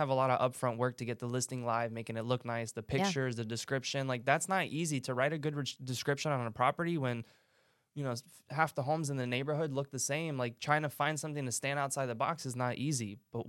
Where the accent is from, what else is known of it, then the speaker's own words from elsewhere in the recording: Bosnia & Herzegovina; moved away; I'm from Bosnia.